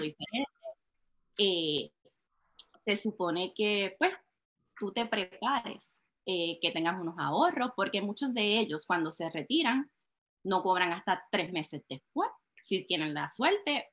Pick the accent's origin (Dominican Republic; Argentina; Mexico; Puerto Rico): Puerto Rico; moved away as an adult; now in Texas, United States; soy puertorriqueña, nacida y criada en Puerto Rico